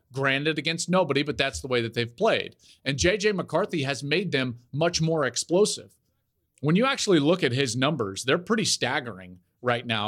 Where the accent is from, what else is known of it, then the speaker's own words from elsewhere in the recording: Denver, Colorado, United States; Growing up in the Denver area